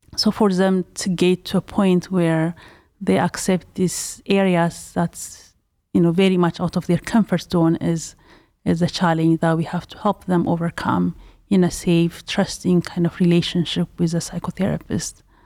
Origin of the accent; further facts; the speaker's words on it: Ethiopia; also born or lived in Pasadena, California; now in Cleveland, United States; am originally from Ethiopia